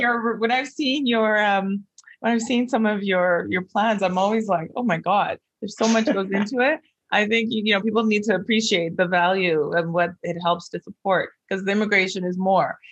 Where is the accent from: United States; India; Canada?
Canada; Vancouver, British Columbia; I'm from Vancouver